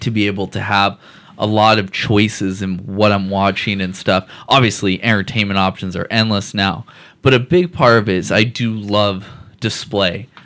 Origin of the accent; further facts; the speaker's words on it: Seattle, Washington, United States; I grew up in Seattle.